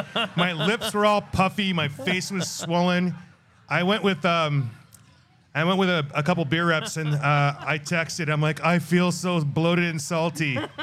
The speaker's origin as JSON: {"language": "English", "region": "Wisconsin", "country": "United States", "tie": "born or raised there", "said": "I grew up in Wisconsin"}